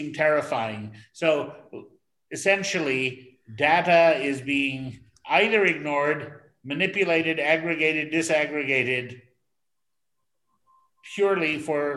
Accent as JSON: {"language": "English", "town": "New York City", "region": "New York", "country": "United States", "moved": "yes", "lives_now": "Sri Lanka", "said": "somebody who thinks of himself originally as a New Yorker"}